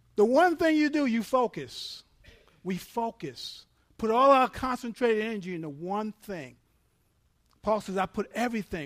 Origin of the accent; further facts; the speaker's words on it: New York, United States; I'm from New York